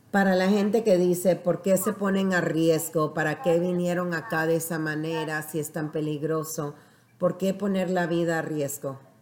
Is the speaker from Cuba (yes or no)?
no; Panama; yo soy de Panamá